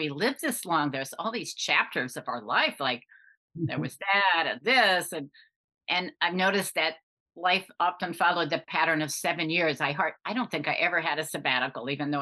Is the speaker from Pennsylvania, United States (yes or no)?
yes; Pittsburgh, Pennsylvania, United States; where I grew up in Pittsburgh, where my dad worked for U.S. Steel